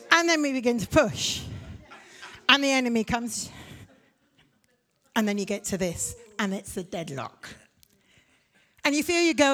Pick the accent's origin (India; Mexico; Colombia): India; also born or lived in Africa; I'm a missionary kid from India. I grew up in Africa. I'm as much Irish as I am English.